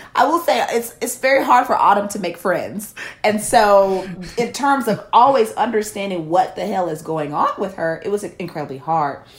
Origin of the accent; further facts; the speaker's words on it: Memphis, Tennessee, United States; a young black woman growing up in Memphis, Tennessee